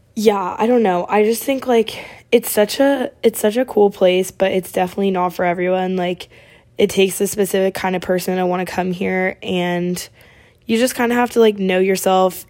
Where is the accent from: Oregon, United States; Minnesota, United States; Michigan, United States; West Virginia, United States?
Oregon, United States; moved away as an adult; I'm from Oregon